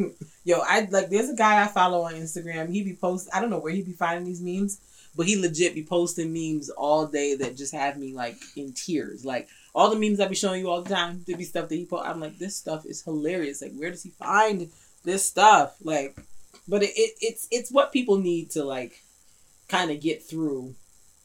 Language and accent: English; New York, United States; I'm a New Yorker